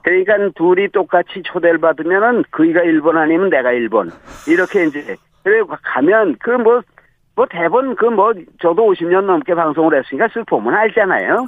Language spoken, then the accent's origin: Korean; Hwanghae, North Korea; now in South Korea; 황해도에서 태어난 사람이니까